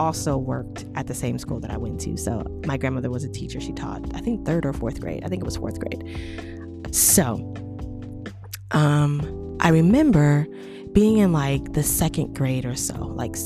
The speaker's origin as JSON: {"language": "English", "region": "Arizona", "country": "United States", "tie": "born or raised there", "said": "I grew up in Arizona"}